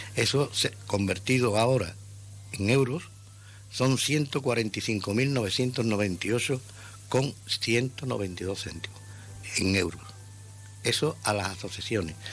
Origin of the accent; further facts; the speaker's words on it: Ceuta, Spain; yo soy ceutí de nacimiento y, y criado aquí en Ceuta